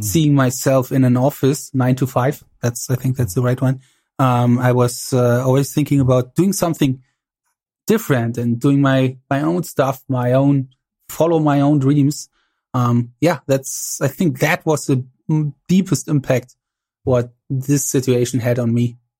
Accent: East Germany, Germany

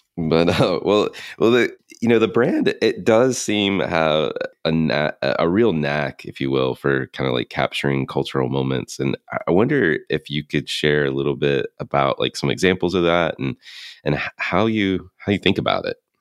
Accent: North Carolina, United States; I grew up in North Carolina

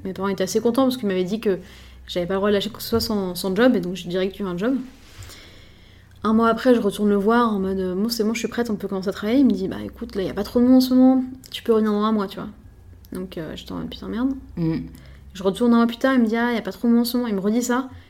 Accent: Paris, Île-de-France, France; je suis parisienne, je suis chef d'un restaurant à Paris

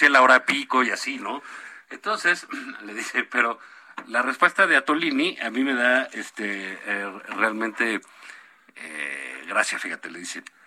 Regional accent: Mexico

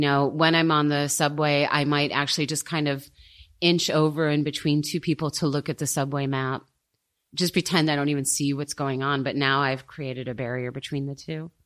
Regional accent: United States; now in Germany; I'm American

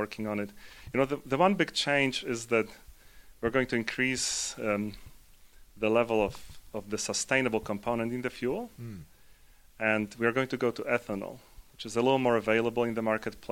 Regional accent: Poland; now in United States; I'm originally from Poland. I live in the U.S. and have lived in the U.S. for a while

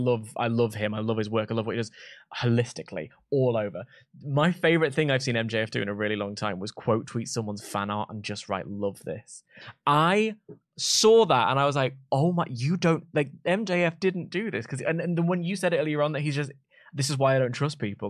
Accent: London, United Kingdom; I'm from London. There's seven million of us here.

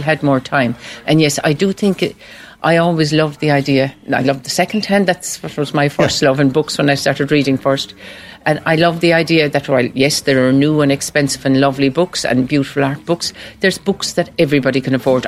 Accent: Macroom, Munster, Ireland; I'm from Macroom

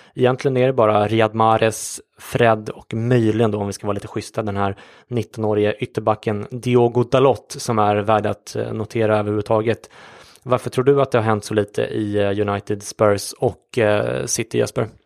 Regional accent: Sweden; som svensk

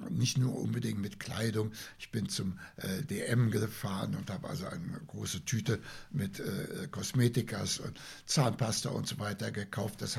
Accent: Leipzig, Saxony, Germany; wir kommen ja aus Leipzig, das ist 20 Kilometer entfernt, der Ort Lütschena.

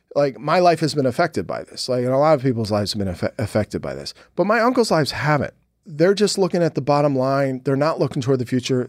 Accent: Philadelphia, Pennsylvania, United States; the guys I grew up with in Philly

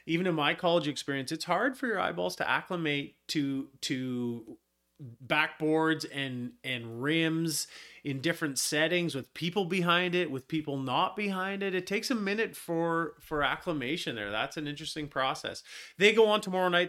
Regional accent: Black Creek, British Columbia, Canada; we are from Black Creek. This is where we're from

